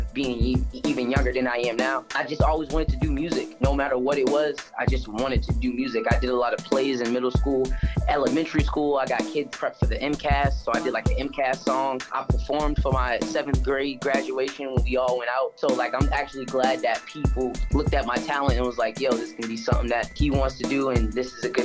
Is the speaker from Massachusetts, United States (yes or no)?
yes; Boston, Massachusetts, United States; also born or lived in Brockton; I was born and raised in Boston